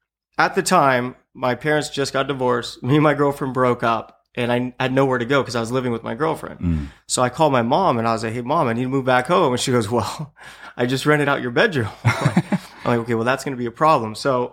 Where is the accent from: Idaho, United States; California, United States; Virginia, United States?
California, United States; Buena Park; I grew up in Buena Park, you know, right.